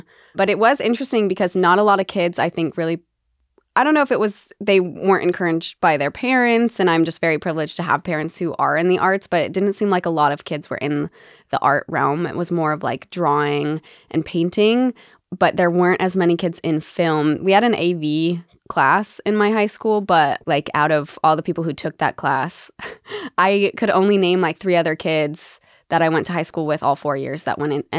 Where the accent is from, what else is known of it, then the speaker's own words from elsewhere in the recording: Lake Arrowhead, California, United States; I grew up in Lake Arrowhead.